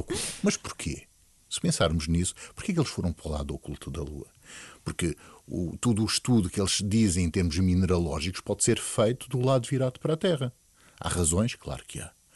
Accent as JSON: {"language": "Portuguese", "country": "Portugal", "said": "nós, como portugueses"}